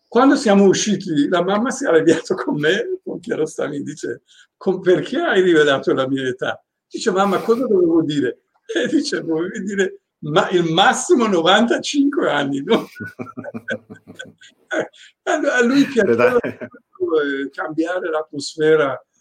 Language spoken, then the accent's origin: Italian; Tehran, Tehran Province, Iran; also born or lived in Venice; now in Italy; Io sono di Rolac